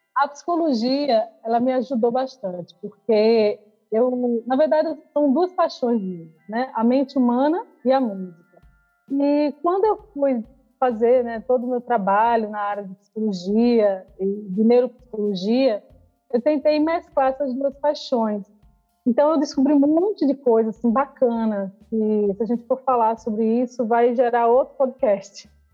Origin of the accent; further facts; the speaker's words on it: João Pessoa, Paraíba, Brazil; eu nasci em João Pessoa, na Paraíba, no extremo oriental lá das Américas